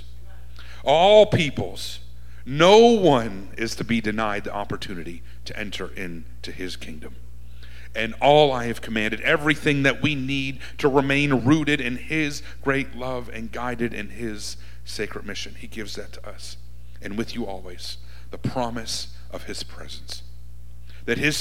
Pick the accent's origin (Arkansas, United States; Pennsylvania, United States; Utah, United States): Pennsylvania, United States; Murrysville; moved away as an adult; also born or lived in McKees Rocks, Pennsylvania / Washington, D.C.; now in Paris, France; I grew up on the east side in Murraysville